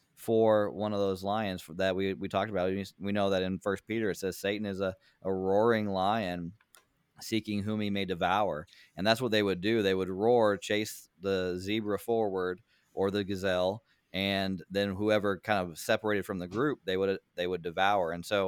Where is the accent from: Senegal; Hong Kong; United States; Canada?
Senegal; I grew up in Senegal. My parents were missionaries there